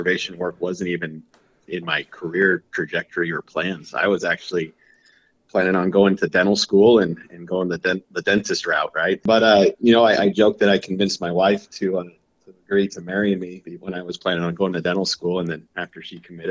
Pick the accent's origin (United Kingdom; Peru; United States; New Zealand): United States; South Central Idaho; moved away as an adult; also born or lived in Louisiana; now in Kingsville, Texas, United States; growing up in South Central Idaho, you know, I was lucky enough to be exposed and mentored in the outdoors